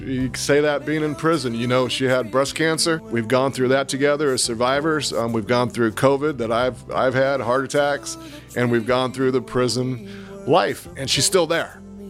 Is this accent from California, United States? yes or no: yes; San Francisco, California, United States; I'm from San Francisco, California